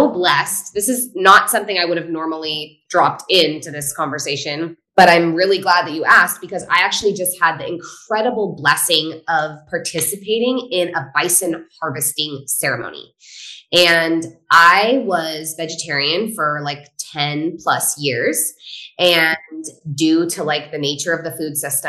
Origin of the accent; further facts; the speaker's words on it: Northern California, United States; So I grew up in a hunting family. I'm from Northern California